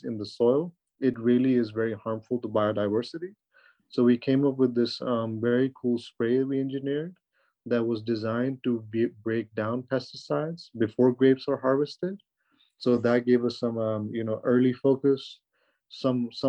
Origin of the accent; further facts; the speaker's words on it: Pakistan; moved away as an adult; now in United States; I'm from Pakistan